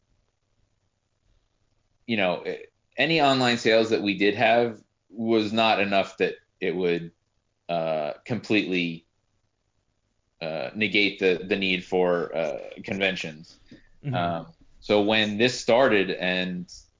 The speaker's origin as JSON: {"language": "English", "region": "New Jersey", "country": "United States", "moved": "yes", "said": "I'm from New Jersey"}